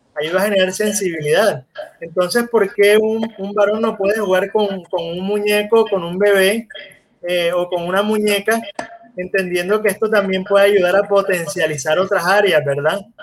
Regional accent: Colombia; mis necesidades como hombre colombiano

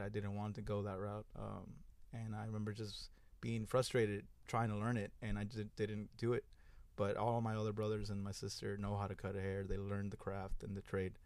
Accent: Houston, Texas, United States; I am from, I was raised in Magnolia, which is near, in, here in the East End

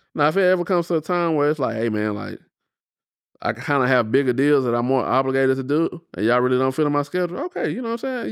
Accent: United States; as an American

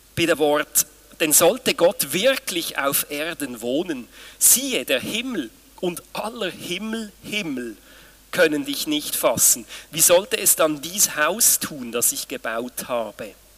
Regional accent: Switzerland; bei uns in der Schweiz

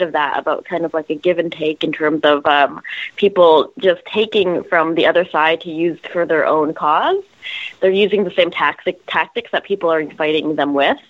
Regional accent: Canada; now in United States; I'm Canadian. I grew up in a very different system, and I'm an American citizen now

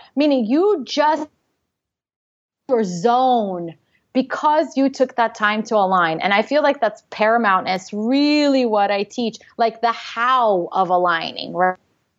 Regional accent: Russia; English is a second language; moved away; I'm an immigrant. I came from Russia.

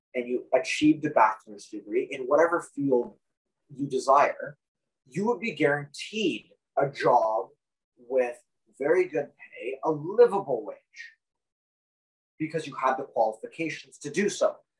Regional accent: Canada

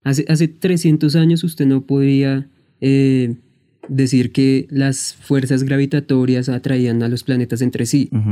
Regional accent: Neiva, Huila, Colombia; yo soy de Neiva

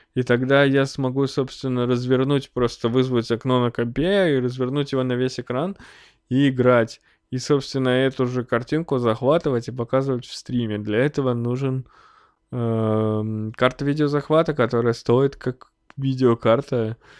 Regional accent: Snezhinsk, Chelyabinsk Oblast, Russia; now in Chelyabinsk, Russia; я уже эмигрировал из родного города

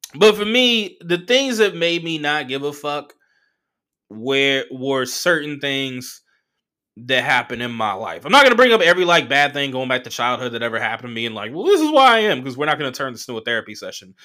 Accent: Southern California, United States; I'm from Southern California

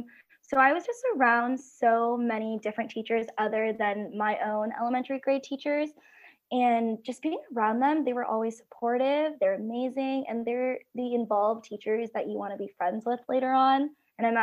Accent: California, United States; I am from California

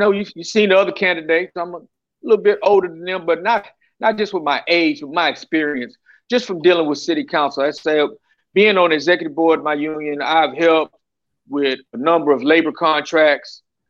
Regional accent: Pear Orchard, Texas, United States; I'm a Pear Orchard boy. I live out in Terrell Park now, but I was raised in Pear Orchard. Like to say, I was raised in Pear Orchard, Texas.

